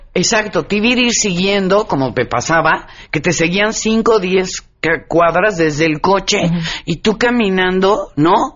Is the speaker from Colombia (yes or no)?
no; Mexico